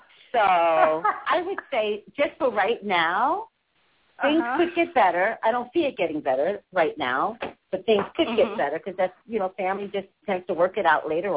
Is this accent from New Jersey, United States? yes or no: yes; Montclair, New Jersey, United States; I'm from Montclair, New Jersey, so I know Jersey very well